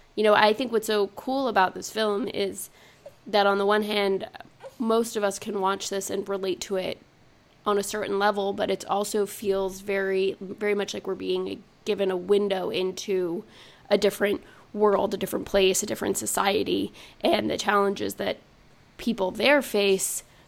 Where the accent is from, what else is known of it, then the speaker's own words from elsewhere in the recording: Montreal, Quebec, Canada; now in United States; growing up in Montreal